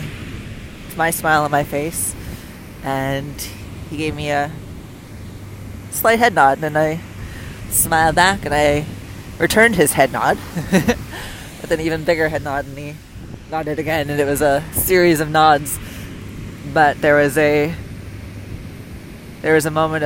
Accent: Canada; moved away as an adult; also born or lived in United States / Puerto Vallarta, Mexico / Mazatlan, Mexico; I'm from Canada

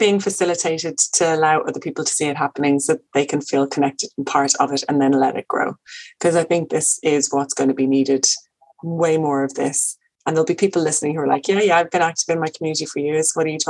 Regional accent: Birmingham, West Midlands, United Kingdom; now in Leitrim, Ireland; no, yeah, I am from here. I'm from Birmingham. Yeah, I live here in Leitrim.

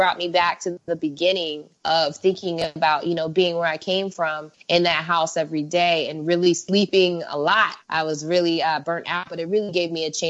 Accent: United States; moved away as an adult; now in Mexico; growing up in America

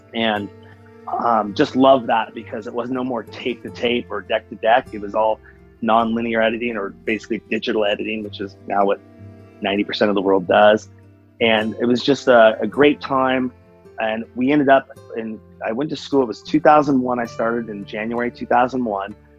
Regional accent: Seattle, Washington, United States; I'm from Seattle, Washington

